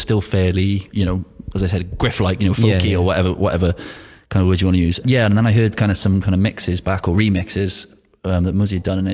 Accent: Wales, United Kingdom; being Welsh

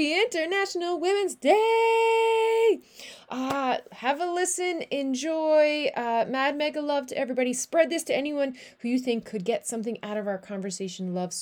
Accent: Newfoundland and Labrador, Canada; moved away; I am a Newfoundlander and Canadian coming to you from a city just south of the Netherlands

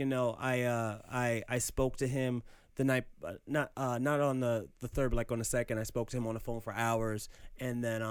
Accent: New York City, New York, United States; also born or lived in Queens, New York; growing up in Harlem

